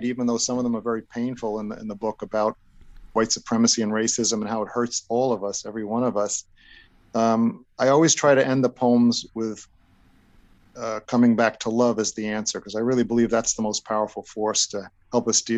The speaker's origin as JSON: {"language": "English", "town": "New York City", "region": "New York", "country": "United States", "tie": "born or raised there", "also_born_or_lived": "East Rockaway, New York", "said": "I grew up Italian in Brooklyn and East Rockaway"}